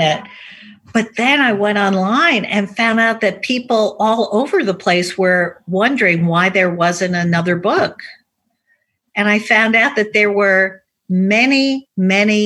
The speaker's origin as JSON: {"language": "English", "region": "New York", "country": "United States", "tie": "born or raised there", "also_born_or_lived": "Connecticut", "said": "I was raised in Manhattan"}